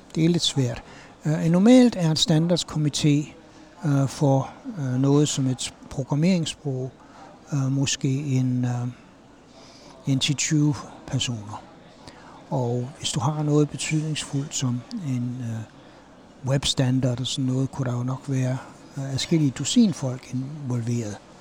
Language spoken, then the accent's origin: Danish; Aarhus, Central Denmark Region, Denmark; now in United States; jeg er fra Aarhus.